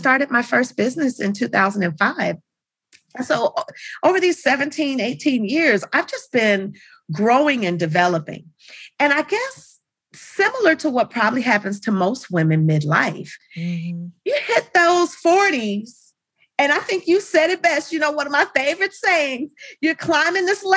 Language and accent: English; Los Angeles, California, United States; I grew up in Los Angeles